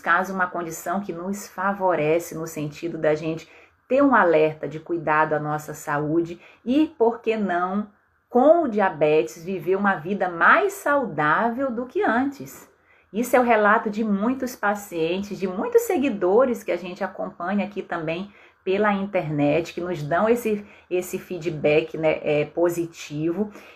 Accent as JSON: {"language": "Portuguese", "town": "Belém", "region": "Pará", "country": "Brazil", "tie": "born or raised there", "said": "na minha cidade natal, em Belém"}